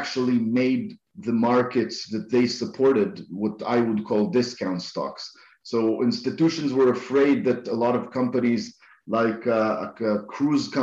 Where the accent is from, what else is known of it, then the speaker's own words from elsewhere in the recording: Israel; I'm from Israel